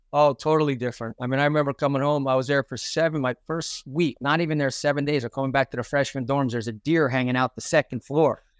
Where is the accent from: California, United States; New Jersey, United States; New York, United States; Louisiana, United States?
New Jersey, United States; Brick; I grew up, born and raised in Brick, New Jersey